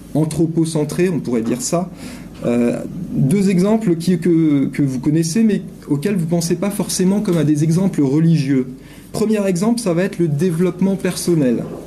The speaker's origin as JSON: {"language": "French", "country": "France", "said": "je suis un Français qui vient parler en Suisse"}